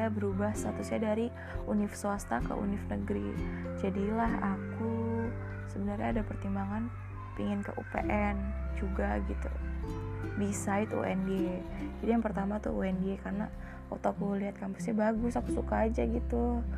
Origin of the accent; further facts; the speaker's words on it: Pekalongan, Central Java, Indonesia; Undip kan di Semarang jadi dekat sama kota aku